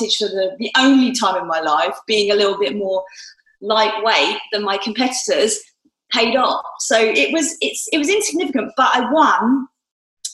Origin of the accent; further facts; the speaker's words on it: Stotfold, East of England, United Kingdom; moved away as an adult; also born or lived in Newcastle; my hometown of Stotfold, Bedfordshire